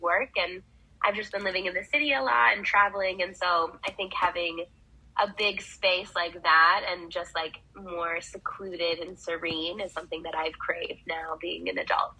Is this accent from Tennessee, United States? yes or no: no; Wisconsin, United States; now in Arizona, United States; I grew up in Wisconsin, so it was like agricultural farm town.